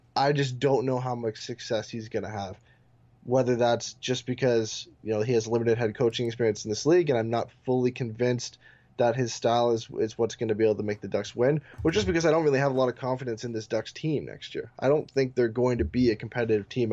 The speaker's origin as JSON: {"language": "English", "country": "Canada", "tie": "born or raised there", "said": "my, uh, my hometown"}